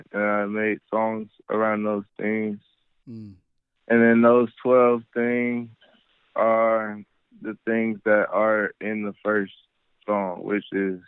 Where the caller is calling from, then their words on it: Charlotte, North Carolina, United States; Charlotte, North Carolina.